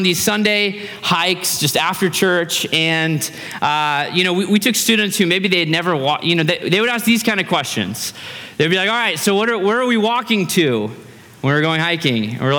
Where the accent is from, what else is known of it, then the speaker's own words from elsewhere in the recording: Fairbanks, Alaska, United States; for me and my brother, we grew up in Fairbanks, Alaska, literally in the woods